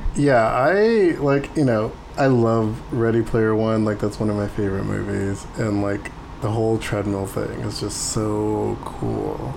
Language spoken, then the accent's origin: English; San Diego, California, United States; I'm from San Diego